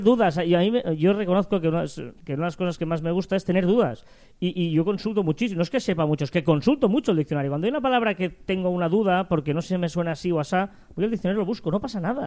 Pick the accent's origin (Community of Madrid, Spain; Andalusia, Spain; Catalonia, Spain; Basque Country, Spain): Catalonia, Spain; nosotros que somos catalanes tenemos la Día de San Jordi